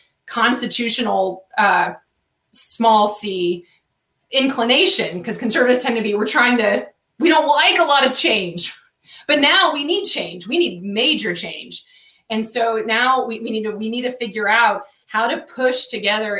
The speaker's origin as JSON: {"language": "English", "country": "United States", "said": "I'm an American"}